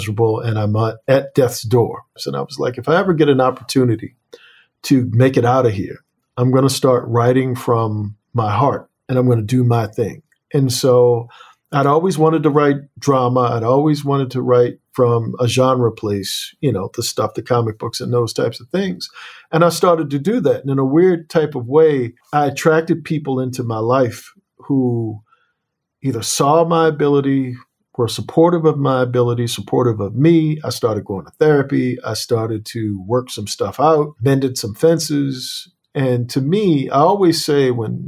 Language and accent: English; Annapolis, Maryland, United States